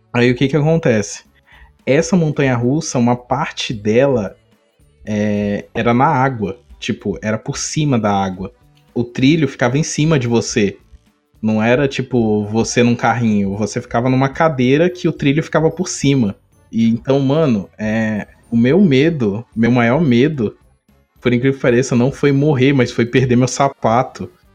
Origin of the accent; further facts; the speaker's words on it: Brazil; Aí ele já perguntou da onde você é. Aí eu falei, Brasil